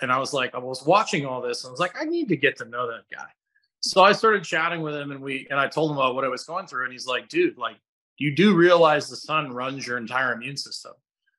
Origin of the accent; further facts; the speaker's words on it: Scotland, United Kingdom; I went to Nicaragua And I spend so much time outside in the morning, and I'm Scottish.